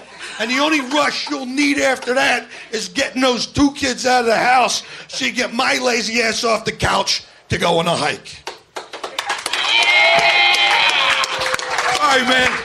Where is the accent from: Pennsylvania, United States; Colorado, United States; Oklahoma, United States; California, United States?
Pennsylvania, United States; Philadelphia; I grew up in Philadelphia